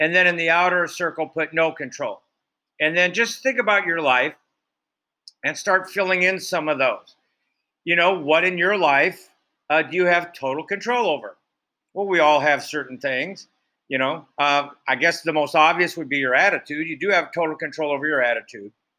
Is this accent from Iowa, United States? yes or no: yes; Iowa, United States; I grew up in Iowa